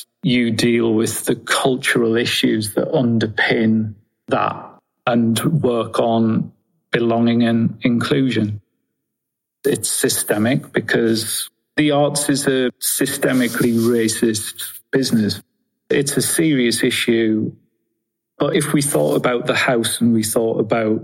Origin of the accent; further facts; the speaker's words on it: Sunderland, North East England, United Kingdom; I'm from Sunderland in Northeast England